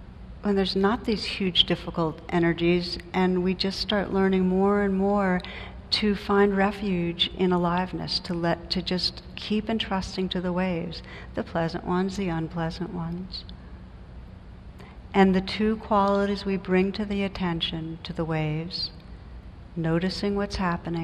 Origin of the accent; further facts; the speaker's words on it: New Jersey, United States; moved away; I come from New Jersey